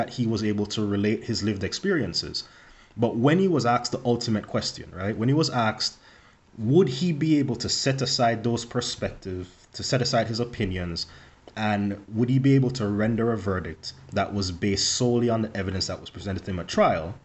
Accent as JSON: {"language": "English", "country": "Jamaica", "tie": "born or raised there", "moved": "yes", "said": "me growing up in Jamaica"}